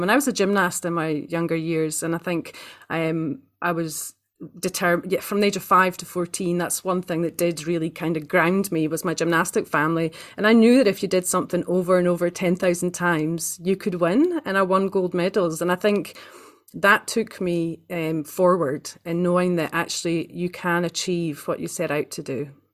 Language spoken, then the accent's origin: English; Aberdeen, Scotland, United Kingdom; now in New Zealand; I was born in the northeast of Scotland, um, in a place called Aberdeen